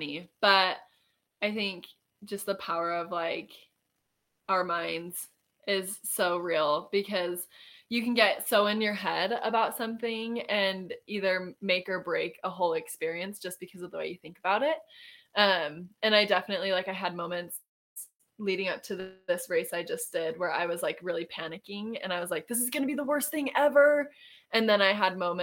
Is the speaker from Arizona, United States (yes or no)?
yes; Arizona, United States; moved away as an adult; now in Utah, United States; I am from Arizona, and I moved to Utah for school about 8 years ago or 7 years ago.